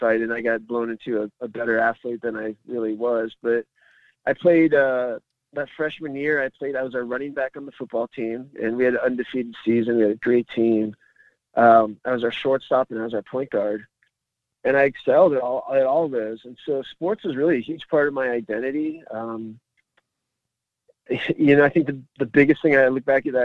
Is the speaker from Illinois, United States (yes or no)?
no; Phoenix, Arizona, United States; So I grew up in the Arcadia neighborhood